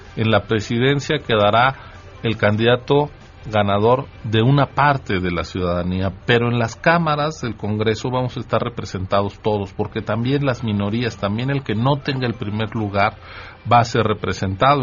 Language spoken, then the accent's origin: Spanish; Mexico City, Mexico; estoy siendo este excesivamente chilango